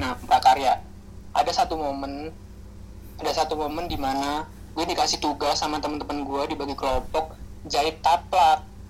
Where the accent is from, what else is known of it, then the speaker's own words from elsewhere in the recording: Java, Indonesia; accent: Javanese (medok); also born or lived in Babat; now in Jakarta, Indonesia; gue kan dari Jawa dan jadi logat kejawaan itu tetap ada walaupun gue pertama kali ke Jakarta